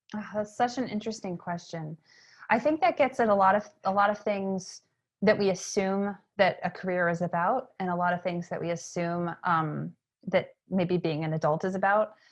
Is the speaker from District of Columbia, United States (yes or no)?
no; York, Maine, United States; moved away as an adult; also born or lived in Atlanta; My hometown is York, Maine, which is in southern Maine